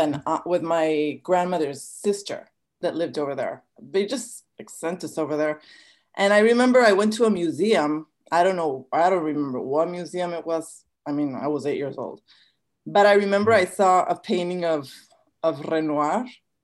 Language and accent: English; San Diego, California, United States; born there; Yeah, I was born in San Diego, as a lot of people unknowingly to a lot of Americans like cross the border to be born here.